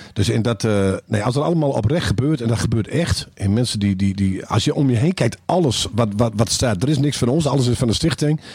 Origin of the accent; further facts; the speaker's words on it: Groningen, Netherlands; wij als Groningers